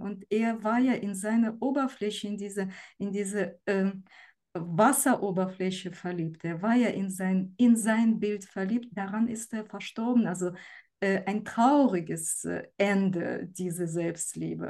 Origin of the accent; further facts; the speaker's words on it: Ukraine; moved away; ich komme selber aus der Ukraine